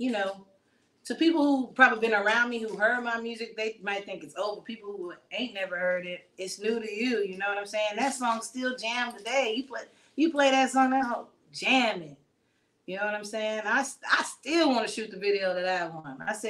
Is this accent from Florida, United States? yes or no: no; Texas, United States; now in St. Louis, United States; I'm from Texas